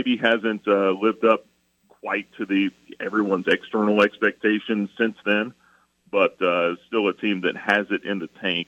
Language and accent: English; Atlanta, Georgia, United States; I grew up in Atlanta